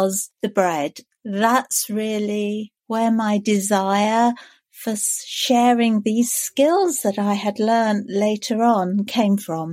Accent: London, United Kingdom; now in Canterbury, United Kingdom; I am a Londoner. I was born in London, but we live in Canterbury

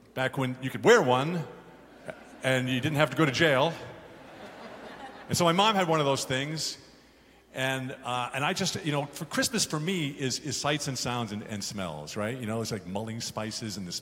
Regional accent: Garden City, New York, United States; when I grew up on Long Island, I lived in a place called Garden City

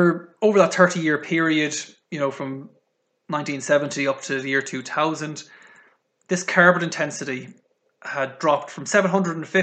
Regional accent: Ireland; accent: Irish; moved away; also born or lived in United Kingdom; from the accent, not very good at hiding it, but I am Irish.

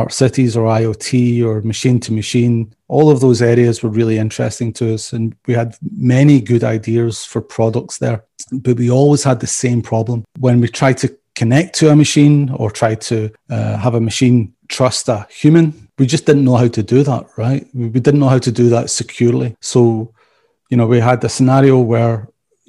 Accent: Scotland, United Kingdom; also born or lived in Belgium; now in Atlanta, United States; probably from my accent, you can tell I'm not from around Atlanta originally. So I originally Scottish.

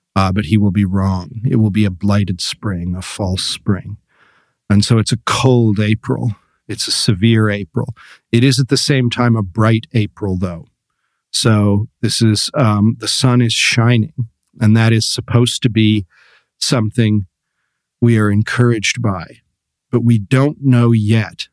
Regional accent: Canada; moved away; when I lived in Canada, uh, back home

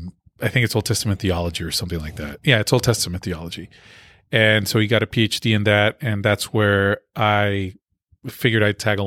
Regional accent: Lima, Peru; also born or lived in Berrien Springs, United States; No, I was born in Peru. I was born in Lima, Peru. Mm-hmm. And then I did a little growing up in Berrien Springs, Michigan. Mm-hmm. Then I went back to Lima, Peru.

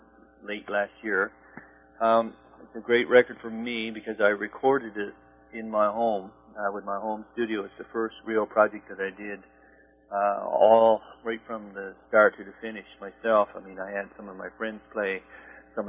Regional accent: Newfoundland and Labrador, Canada; I think as a Newfoundlander, which, I was born on the Southwest Coast.

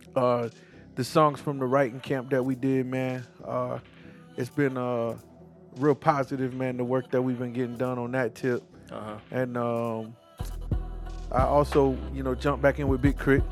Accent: South Carolina, United States; I'm from South Carolina

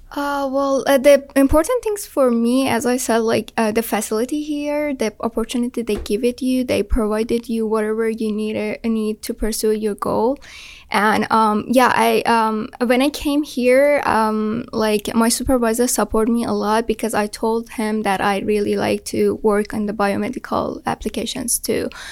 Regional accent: Iran; moved away as an adult; now in United States; I'm from Iran

